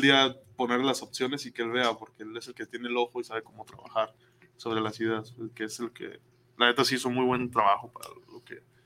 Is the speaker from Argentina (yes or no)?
no; Mexico; soy mexicano